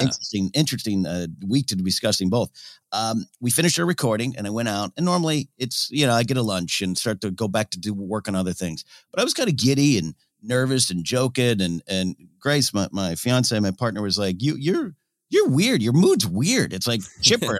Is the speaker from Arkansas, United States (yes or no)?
no; Pismo Beach, California, United States; I grew up in Pismo Beach, I was playing on the sand dunes